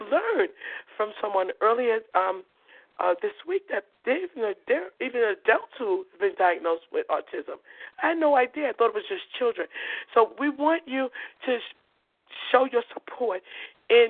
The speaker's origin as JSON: {"language": "English", "town": "New York City", "region": "New York", "country": "United States", "tie": "born or raised there", "said": "I'm from Coney Island. I was born and raised. All my brothers and sisters, even my mother, we were born in Coney Island."}